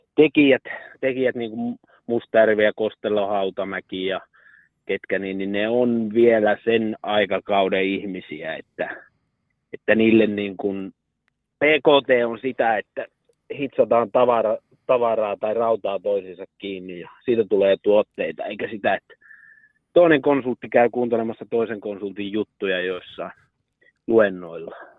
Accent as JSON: {"language": "Finnish", "town": "Karstula", "region": "Central Finland", "country": "Finland", "tie": "born or raised there", "said": "mä olen Karstulasta kotoisin"}